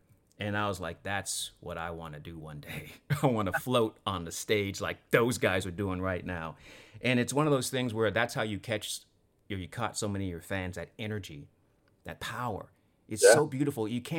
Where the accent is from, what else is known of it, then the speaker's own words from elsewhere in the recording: Sacramento, California, United States; my hometown of Sacramento